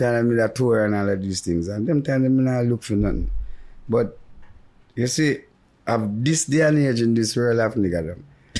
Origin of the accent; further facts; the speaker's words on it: Jamaica; I'm a Jamaican that live in Jamaica and love Jamaica.